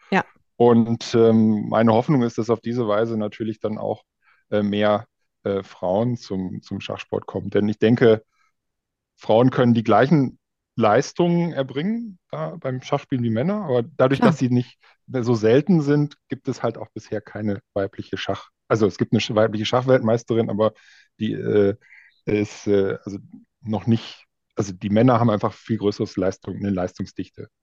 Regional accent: Münsterland, North Rhine-Westphalia, Germany; moved away as an adult; now in Berlin, Germany; aus Münsterland, da wo ich herkomme.

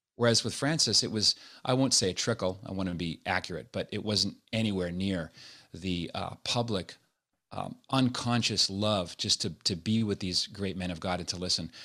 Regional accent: Nova Scotia, Canada; moved away as an adult; also born or lived in Montreal / Toronto / Los Angeles; now in United States; I was born and raised in Nova Scotia

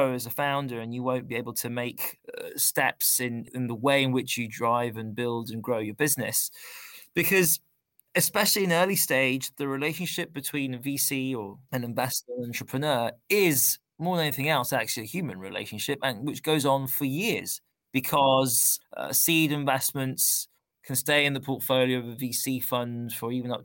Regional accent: London, United Kingdom; moved away; I grew up in London.

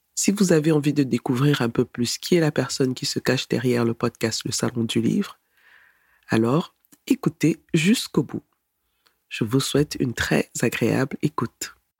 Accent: Cameroon; moved away as an adult; now in Berlin, Germany; Je suis camerounaise, d'origine camerounaise, de nationalité allemande. Je vis en, en Allemagne, à Berlin, où j'ai fait mes études en informatique technique

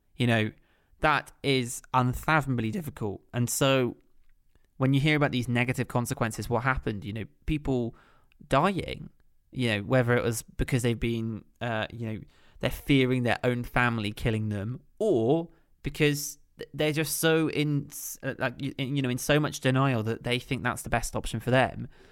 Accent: Kent, South East England, United Kingdom; moved away as an adult; also born or lived in West London; growing up in Kent.

